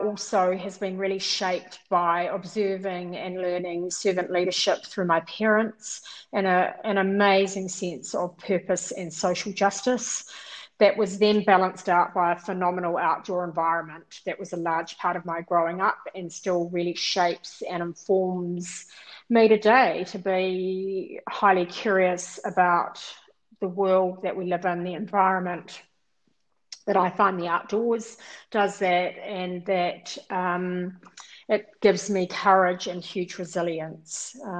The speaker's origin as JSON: {"language": "English", "region": "South Island", "country": "New Zealand", "tie": "born or raised there", "said": "I grew up mainly in the South Island, and I was one of six girls."}